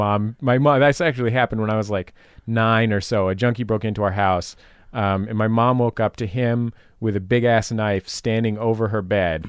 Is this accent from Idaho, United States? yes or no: no; San Francisco, California, United States; I'm from San Francisco, right? And I very sincerely grew up in the inner city.